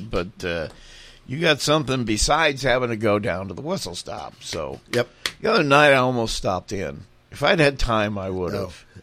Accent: Indiana, United States; I am an atheist. I'm from Indiana

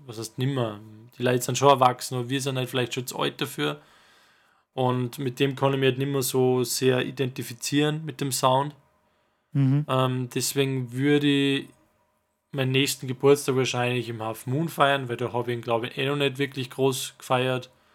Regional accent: Salzburg, Austria; wir sind aus Salzburg

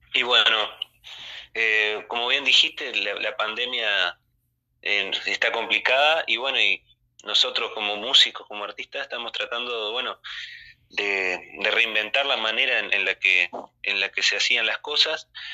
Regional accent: Tacuarembó, Uruguay; nosotros somos de Tacuarembó

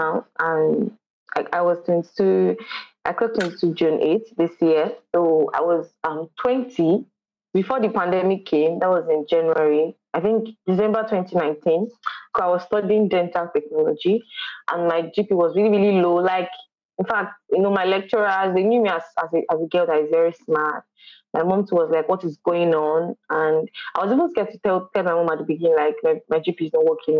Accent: Kwara, Nigeria; I'm from Kwara State.

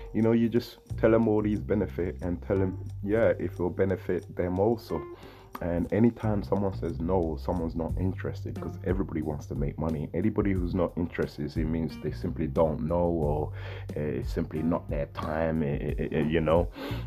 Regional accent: London, United Kingdom; I'm from London here, UK

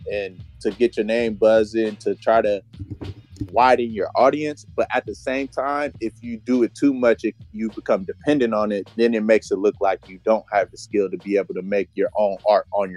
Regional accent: Bay Area, California, United States; as a wee lad growing up in the Bay Area in high school

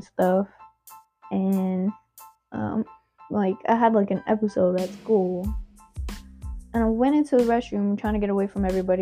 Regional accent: Guam; moved away as an adult; I'm from Guam. Guam is, like, however many miles away, and my whole family's over there.

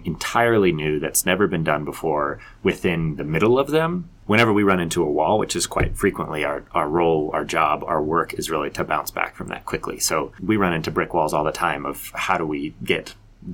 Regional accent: Colorado Springs, Colorado, United States; moved away as an adult; also born or lived in Las Vegas; I grew up in Colorado Springs. I'm a Colorado Springs native

